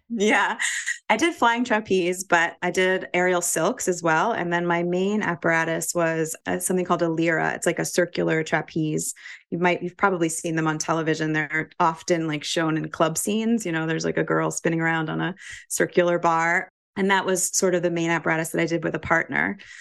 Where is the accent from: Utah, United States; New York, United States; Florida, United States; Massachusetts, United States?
New York, United States; New York City; moved away as an adult; also born or lived in Vermont; I grew up in New York City